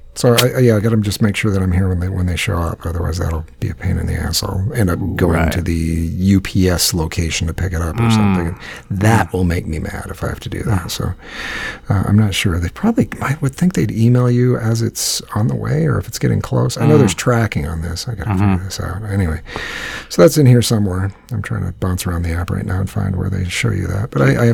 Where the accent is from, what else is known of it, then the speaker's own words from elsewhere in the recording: Iowa, United States; How much were you thinking that truck is worth? Because I'm a picker from Iowa.